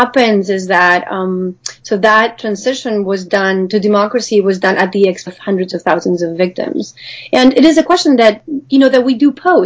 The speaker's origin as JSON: {"language": "English", "country": "Spain", "tie": "born or raised there", "also_born_or_lived": "United States", "moved": "as an adult", "said": "I actually grew up in Spain. I've been living in the U.S., although I'm back in Spain"}